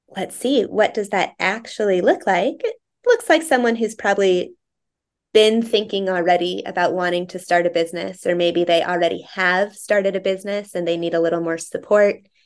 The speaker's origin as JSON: {"language": "English", "town": "Greeley", "region": "Colorado", "country": "United States", "tie": "born or raised there", "also_born_or_lived": "East Vail, Colorado / East Coast, United States", "moved": "as an adult", "lives_now": "Vail, United States", "said": "I grew up in Greeley, and our family had a second home up in East Vale"}